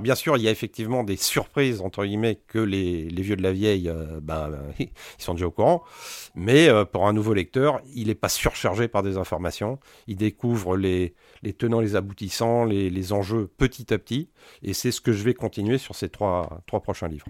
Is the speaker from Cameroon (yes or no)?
no; France; on est français